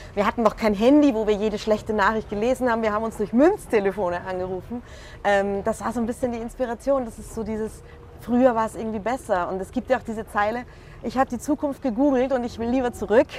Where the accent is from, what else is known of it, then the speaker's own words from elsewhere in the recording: Vienna, Austria; now in Munich, Germany; ich bin eigentlich Wienerin.